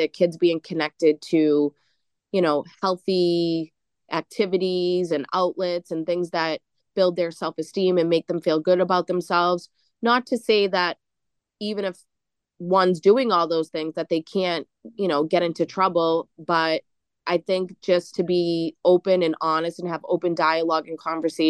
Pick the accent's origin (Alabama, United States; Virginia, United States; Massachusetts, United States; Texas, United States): Massachusetts, United States; Boston; growing up in Charlestown, we had to have like this kill or be killed attitude